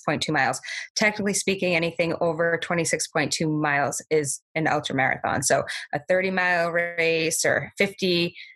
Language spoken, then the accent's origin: English; Belmont, Massachusetts, United States; my hometown of Belmont is so supportive of me